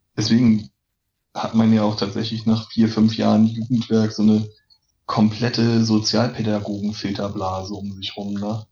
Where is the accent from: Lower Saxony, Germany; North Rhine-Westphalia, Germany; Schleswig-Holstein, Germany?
Schleswig-Holstein, Germany; Lübeck; in meiner Geburtsstadt Lübeck